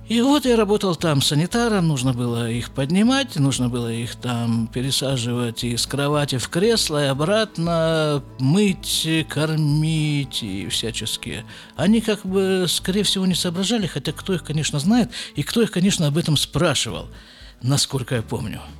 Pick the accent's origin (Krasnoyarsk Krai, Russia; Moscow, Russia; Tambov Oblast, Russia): Krasnoyarsk Krai, Russia; Krasnoyarsk; now in Jerusalem, Israel; а уже если я из Красноярска приехал на постоянное жительство в Израиль, то почему бы мне не жить в Иерусалиме?